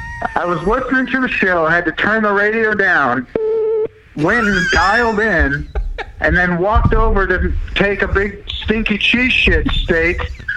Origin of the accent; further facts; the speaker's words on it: Pittsburgh, Pennsylvania, United States; I'm from Pittsburgh.